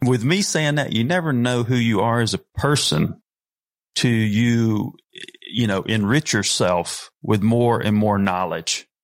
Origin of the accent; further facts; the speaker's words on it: North Carolina, United States; I'm a redneck from North Carolina